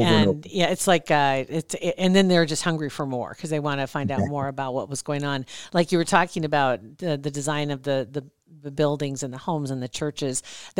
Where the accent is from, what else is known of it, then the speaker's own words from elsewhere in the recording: Ashland, Nebraska, United States; now in Omaha, United States; I've lived here in Omaha in almost 20 years and I grew up in Ashland